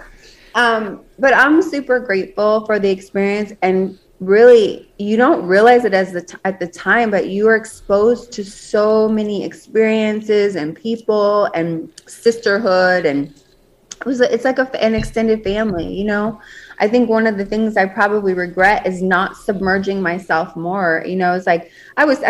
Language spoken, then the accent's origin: English; Las Vegas, Nevada, United States; I was born and raised in Las Vegas.